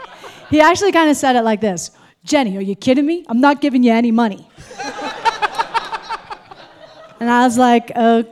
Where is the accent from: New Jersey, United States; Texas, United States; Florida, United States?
New Jersey, United States; now in Fruita, United States; Well, I grew up in New Jersey